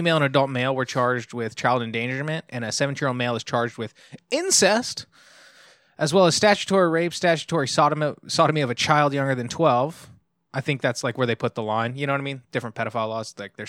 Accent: Long Beach, California, United States; born and raised in Long Beach.

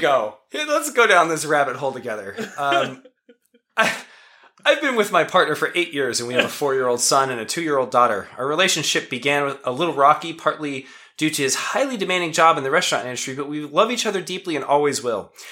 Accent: West Pittston, Pennsylvania, United States; born or raised there

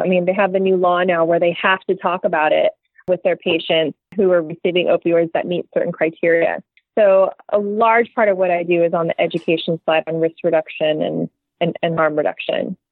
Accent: California, United States; I'm from California

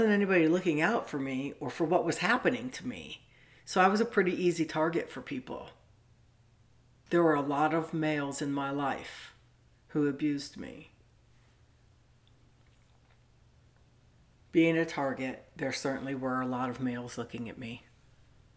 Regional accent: Southern California, United States; I grew up in Southern California in the 70s at the beach

